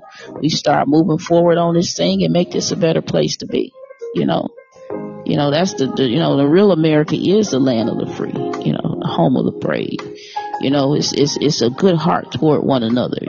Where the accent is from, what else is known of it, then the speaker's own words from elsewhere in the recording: Detroit, Michigan, United States; I'm from Detroit